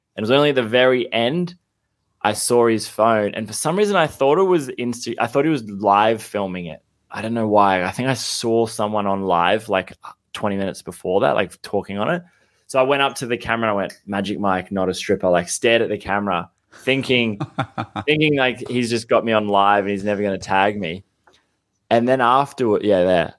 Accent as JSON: {"language": "English", "town": "Canberra", "region": "Australian Capital Territory", "country": "Australia", "tie": "born or raised there", "moved": "as an adult", "lives_now": "Sydney, Australia", "said": "I grew up in Canberra, but I just, I moved to Sydney"}